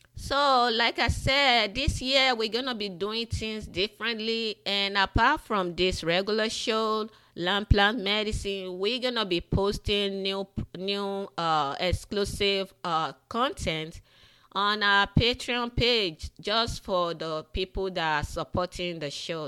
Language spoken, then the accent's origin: English; Nigeria; moved away; Growing up in the western part of Africa, in Nigeria, I grew up in Nigeria